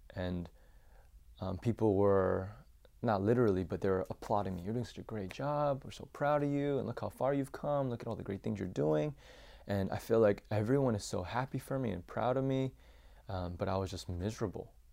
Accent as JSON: {"language": "English", "town": "Champaign", "region": "Illinois", "country": "United States", "tie": "born or raised there", "said": "I was born and raised in Champaign, Illinois"}